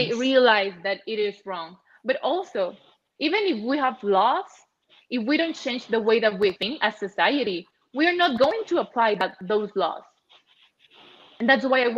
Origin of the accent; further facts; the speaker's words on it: Chihuahua, Mexico; I come from Chihuahua